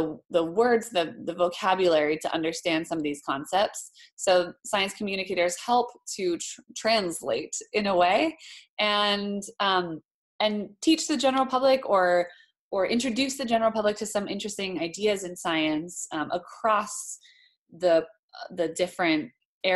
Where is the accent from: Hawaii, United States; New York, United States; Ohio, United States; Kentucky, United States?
Hawaii, United States; moved away as an adult; also born or lived in Boston; I grew up in Hawaii